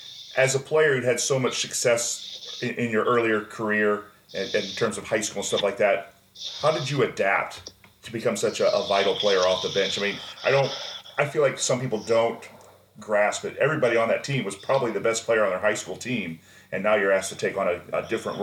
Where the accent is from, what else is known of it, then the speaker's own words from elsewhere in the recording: Nashville, Illinois, United States; I grew up in Nashville, Illinois, one of the storied programs in Southern Illinois basketball, an hour from SIU Carbondale.